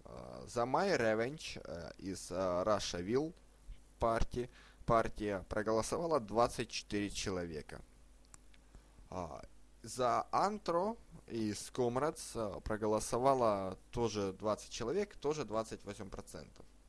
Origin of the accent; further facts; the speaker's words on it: Ukraine; я сам из Украины